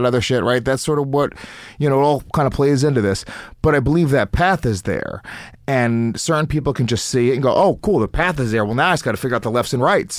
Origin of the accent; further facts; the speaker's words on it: United States; the Indian kids that I grew up with in America